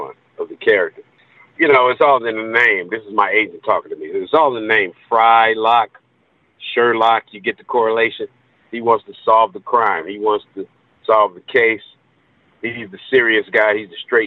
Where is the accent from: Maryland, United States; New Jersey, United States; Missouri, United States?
Missouri, United States; St. Louis; now in Atlanta, United States; St. Louis, my hometown